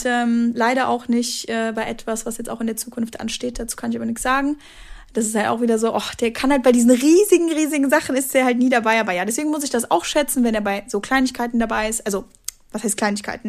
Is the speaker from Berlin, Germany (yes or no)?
no; Dormagen, North Rhine-Westphalia, Germany; kleine Talkshow in meiner Hometown